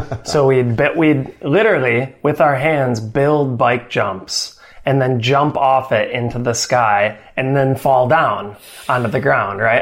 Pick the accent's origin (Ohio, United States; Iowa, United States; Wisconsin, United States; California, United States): Wisconsin, United States; my home state of Wisconsin